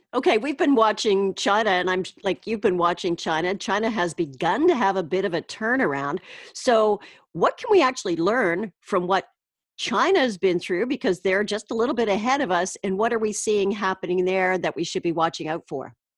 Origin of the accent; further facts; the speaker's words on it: Canada